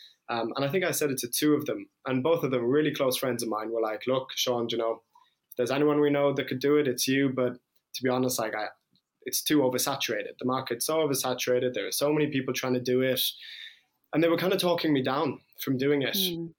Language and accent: English; London, United Kingdom; moved away; also born or lived in Limerick, Ireland / Iran; I'm half Irish, half Iranian. So my mom is from Ireland and my dad was from Iran. And I was born in Limerick, but I grew up in London and then moved to Iran